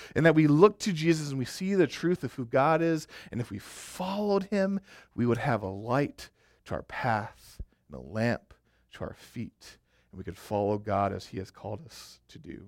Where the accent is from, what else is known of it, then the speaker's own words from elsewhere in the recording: Arkansas, United States; also born or lived in Colorado; I went to school in Colorado, And, uh, I'm from Arkansas